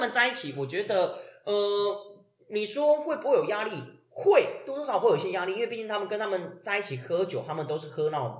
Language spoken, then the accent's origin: Chinese; Tainan, Taiwan; 对，虽然我是台南人，但有时候我回台南不一定会回老家，因为我老家离台南市很远，非常远。